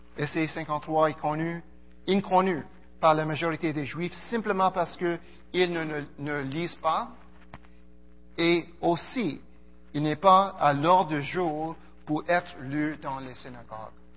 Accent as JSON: {"language": "French", "town": "Montreal", "region": "Quebec", "country": "Canada", "also_born_or_lived": "Karachi, Pakistan", "said": "ma famille a quitté le Pakistan en 1974 et arrivé à Montréal. Euh, donc je suis euh, un Montréalais"}